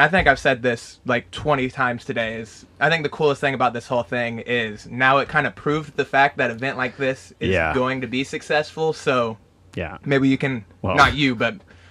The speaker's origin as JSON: {"language": "English", "region": "Oklahoma", "country": "United States", "said": "I'm not gonna lie, I'm from Oklahoma. Never heard of it before."}